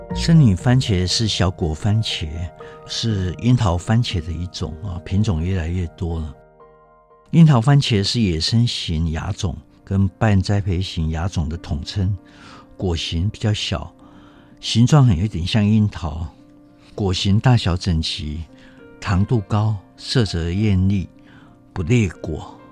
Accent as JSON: {"language": "Chinese", "country": "Taiwan", "said": "我们台湾人"}